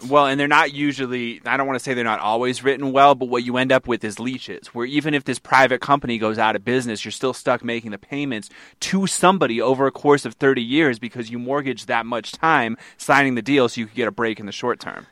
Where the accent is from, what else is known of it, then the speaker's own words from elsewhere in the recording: New England, United States; moved away; I'm from New England